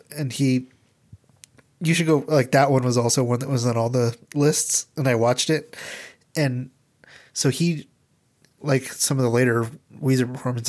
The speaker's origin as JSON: {"language": "English", "region": "Nebraska", "country": "United States", "said": "I'm a mom from Nebraska."}